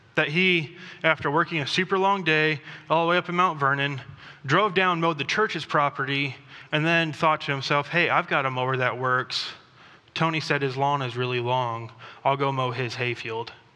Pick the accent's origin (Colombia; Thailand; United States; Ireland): Thailand; moved away; I grew up in Thailand